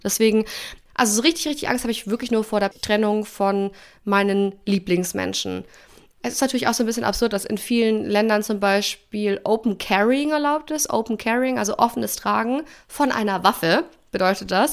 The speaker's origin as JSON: {"language": "German", "country": "Germany", "moved": "as an adult", "said": "für mich dann als Deutsche nach Kanada zu ziehen"}